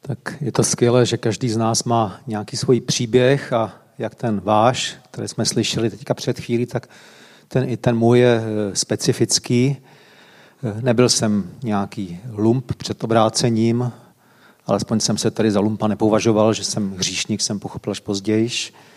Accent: Varnsdorf, Ústí nad Labem Region, Czechia; Vyrůstal jsem ve Vansdorfu, v Sudetech

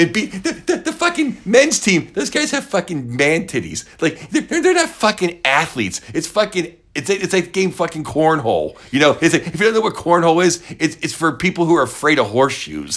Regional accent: Pittsburgh, Pennsylvania, United States; Pittsburgh, Pennsylvania, my hometown

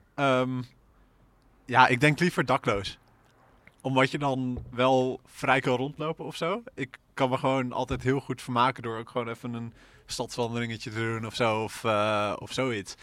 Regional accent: Assen, Drenthe, Netherlands; moved away as an adult; now in Utrecht, Netherlands; de roeiclub uit Assen, waar ik vandaan kom

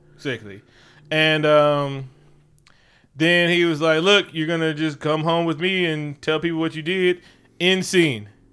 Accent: Oakland, California, United States; I'm from the East

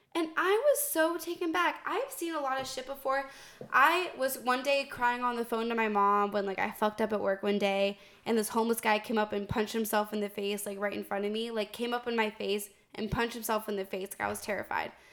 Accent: Northern Virginia, United States; moved away as an adult; I'm from Northern Virginia

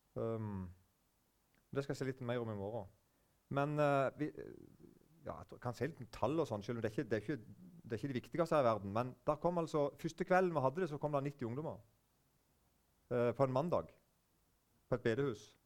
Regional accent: Eiken, Agder, Norway; now in Norheimsund, Norway; Sjøl kommer jeg fra Vest-Agder, eller det heter bare Agder nå, men vest i Vest-Agder, så er det en plass som heter Eiken.

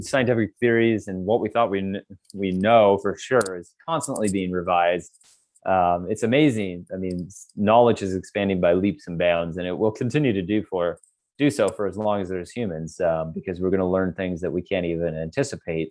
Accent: Canada; I'm Canadian and I grew up here and this is my backyard

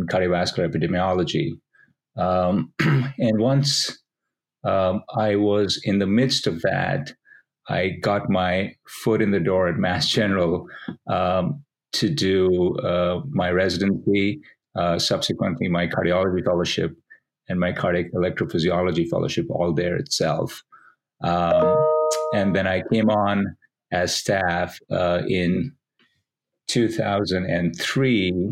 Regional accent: India; moved away as an adult; also born or lived in Delhi / Pune / Mumbai / Oxford; I was born and raised in India

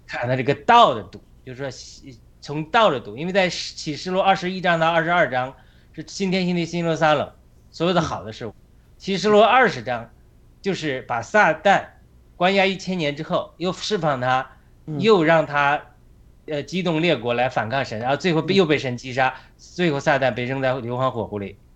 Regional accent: China; now in United States; 我们家乡农村砍树

